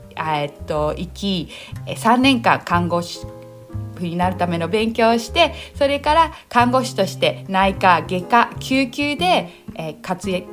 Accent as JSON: {"language": "Japanese", "country": "Japan", "tie": "born or raised there", "moved": "as an adult", "lives_now": "New Zealand", "said": "日本は高校まで住んでいて高校卒業してすぐにニュージーランドの方に語学留学に行きました"}